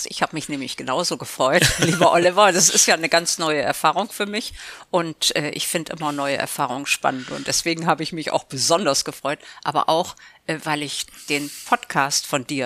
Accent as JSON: {"language": "German", "town": "Elbląg", "region": "Warmian-Masurian Voivodeship", "country": "Poland", "tie": "born there", "said": "dann als äh, Geschäftsführer einen Job bekommen und ist mit der Familie dahin gezogen. Und deswegen bin ich in Elbing geboren."}